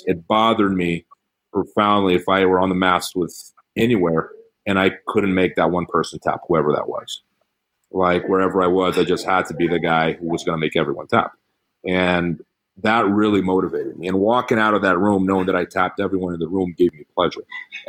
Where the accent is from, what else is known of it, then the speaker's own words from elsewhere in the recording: England, United Kingdom; I was invited because I'm English.